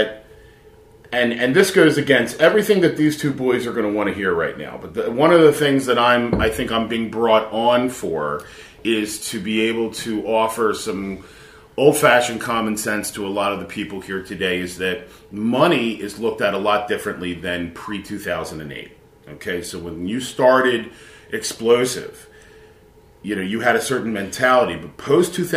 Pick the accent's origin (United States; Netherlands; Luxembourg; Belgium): United States; Philadelphia, Pennsylvania; Born and raised in Philadelphia from ground zero